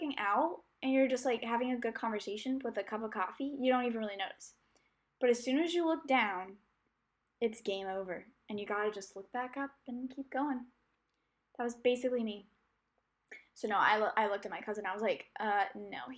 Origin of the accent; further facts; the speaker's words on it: United States; I'm an American